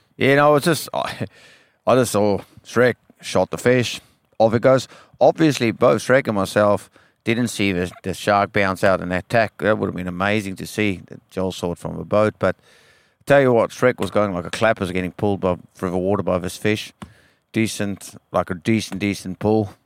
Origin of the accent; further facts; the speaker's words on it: Western Cape, South Africa; now in Western Australia, Australia; I grew up in South Africa